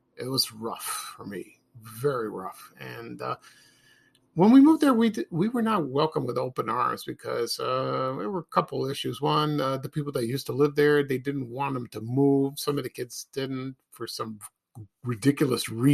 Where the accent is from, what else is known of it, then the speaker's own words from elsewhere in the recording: Chicago, Illinois, United States; When I was born in Chicago, my family and I, we did not live in a house. We lived in apartments